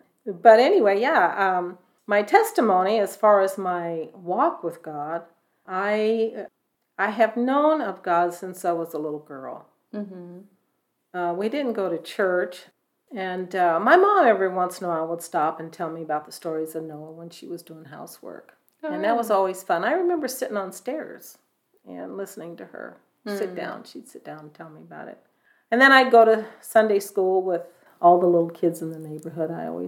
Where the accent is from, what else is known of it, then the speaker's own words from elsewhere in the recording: Walnut Creek, California, United States; I am from, originally from California. I'm a Californian.